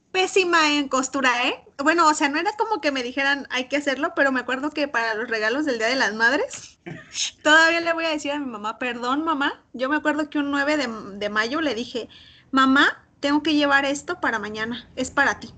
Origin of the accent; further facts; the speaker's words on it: Morelia, Michoacán, Mexico; Nosotros que somos de Morelia